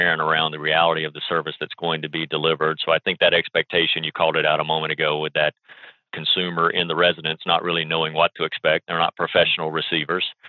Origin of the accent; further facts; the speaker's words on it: Alabama, United States; moved away; also born or lived in Tennessee; I grew up in Alabama and spent my formative years there